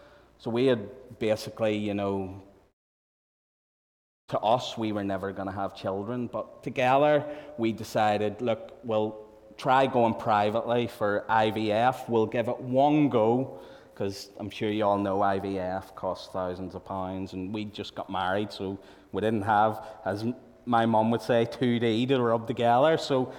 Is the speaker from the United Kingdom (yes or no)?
no; Malaysia; I knew Rhonda from growing up in Malaya, that was as kids.